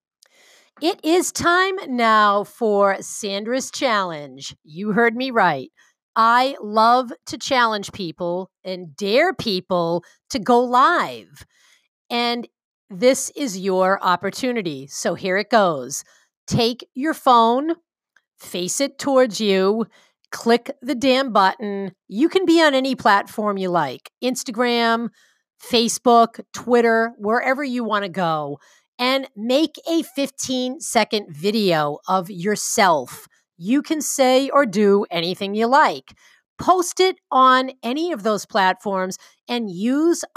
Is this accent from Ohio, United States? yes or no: no; Boston, Massachusetts, United States; accent: Boston; I have a Boston accent because I am from Boston